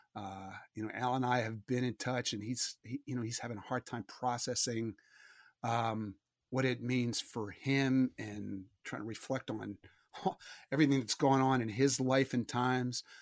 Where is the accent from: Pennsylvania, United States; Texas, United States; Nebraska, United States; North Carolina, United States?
Pennsylvania, United States; Philadelphia; growing up in Philadelphia